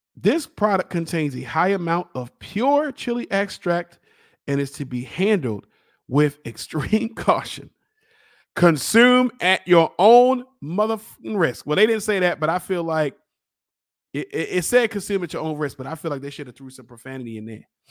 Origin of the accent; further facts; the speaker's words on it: Baltimore, Maryland, United States; I'm from East Baltimore